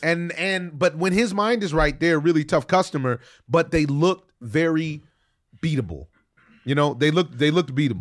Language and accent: English; Los Angeles, California, United States; I'm from Reseda